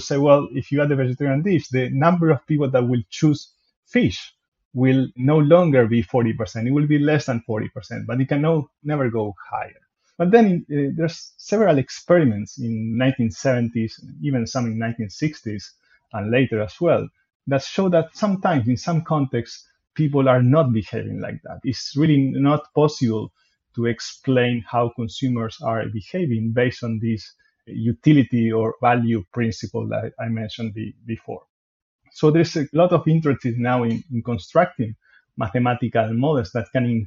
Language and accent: English; Argentina; moved away as an adult; also born or lived in Montreal, Canada; now in Melbourne, Australia; I come from Argentina, so there I studied computer science at the University of Buenos Aires